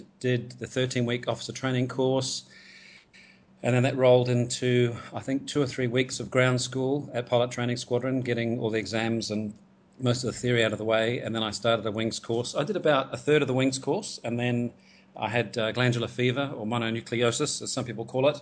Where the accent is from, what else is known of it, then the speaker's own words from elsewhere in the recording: Gisborne, New Zealand; moved away as an adult; also born or lived in Tauranga; now in Hong Kong; I grew up in Gisborne, so born in Tauranga, but moved to Gisborne when my dad got a transfer with his work when I was about five.